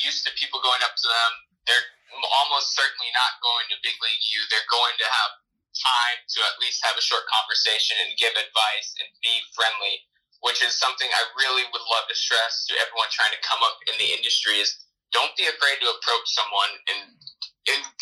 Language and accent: English; Phoenix, Arizona, United States; grew up in the Phoenix area